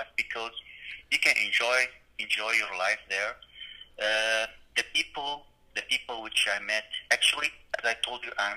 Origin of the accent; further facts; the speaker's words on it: Damascus, Damascus Governorate, Syria; English is a second language; moved away as an adult; now in United States; I am originally from Damascus, the east side of Damascus, very close to the old city